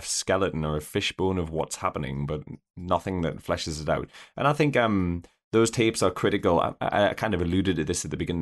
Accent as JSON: {"language": "English", "country": "United Kingdom", "lives_now": "Northumberland, United Kingdom", "said": "I'm a, a, a British person who lives in the the armpit of, uh, rural Northumberland"}